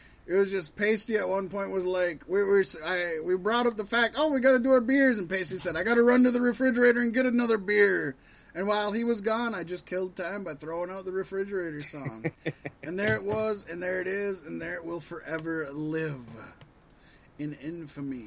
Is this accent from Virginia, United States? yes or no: yes; Virginia Beach, Virginia, United States; Richmond, Virginia is really close to my hometown of Virginia Beach